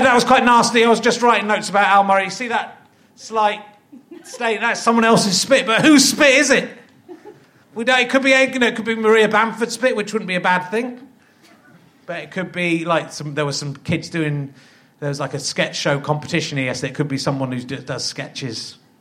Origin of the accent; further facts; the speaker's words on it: England, United Kingdom; English little posh kids